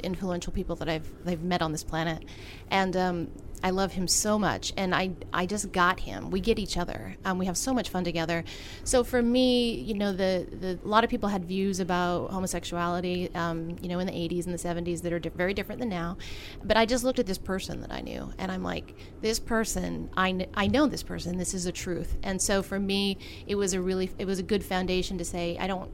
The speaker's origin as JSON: {"language": "English", "town": "Kaysville", "region": "Utah", "country": "United States", "tie": "born or raised there", "said": "I am from Kaysville, Utah"}